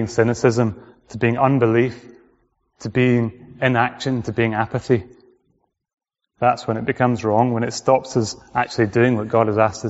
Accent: Orkney, Scotland, United Kingdom; moved away; I came from Orkney, which is right at the top.

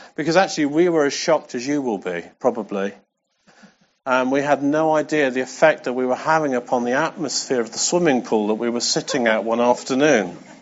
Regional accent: England, United Kingdom; I'm English

